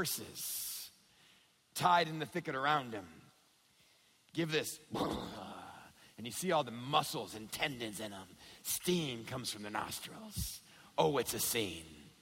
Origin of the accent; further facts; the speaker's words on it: West Texas, United States; growing up in West Texas